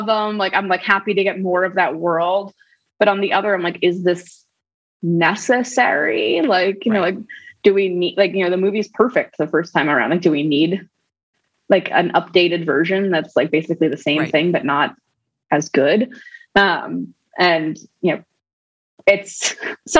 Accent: New York City, New York, United States; I grew up in New York City, in Manhattan, Upper West Side

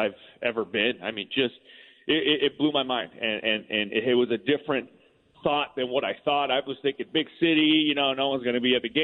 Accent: Southern California, United States; I grew up in Southern California

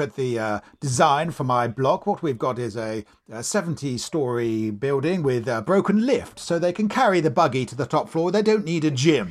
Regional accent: Maidenhead, South East England, United Kingdom; I grew up in Maidenhead in Berkshire.

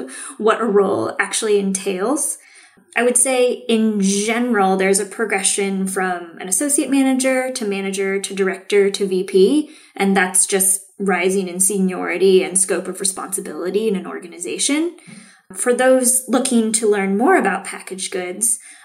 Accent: Seattle, Washington, United States; I grew up in Seattle, grew up drinking decaf coffee before I was allowed to have caffeine

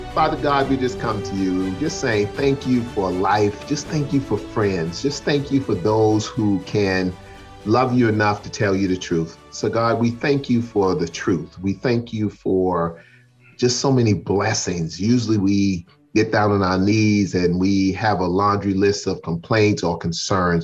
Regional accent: Charleston, South Carolina, United States; I grew up in Charleston, South Carolina

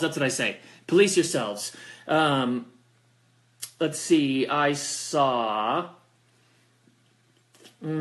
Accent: California, United States; now in Colorado Springs, United States; I'm from California

